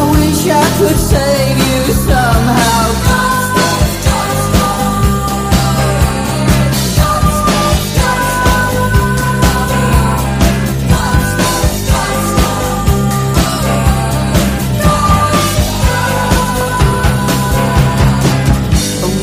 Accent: Hertford, East of England, United Kingdom; moved away; I've been up to Hertfordshire, my hometown of Hertford, over the weekend

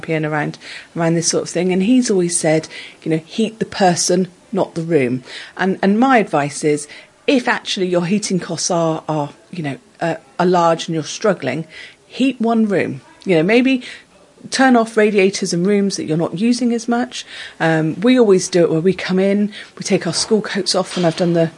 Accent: Exmouth, South West England, United Kingdom; I'm from Exmouth

